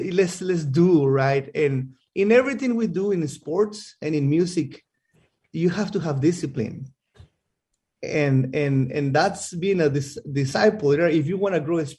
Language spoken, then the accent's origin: English; Mexico; moved away as an adult; now in United States; I am from Mexico. I grew up in Mexico. Well, I was here from 0 to 3 years old.